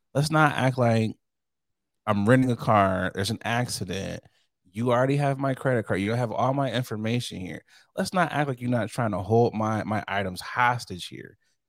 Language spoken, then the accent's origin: English; United States; I'm an American.